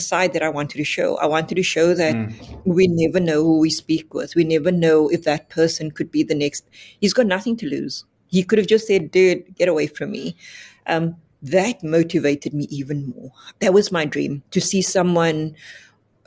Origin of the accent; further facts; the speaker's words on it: Cape Town, Western Cape, South Africa; I come from the Cape Flats.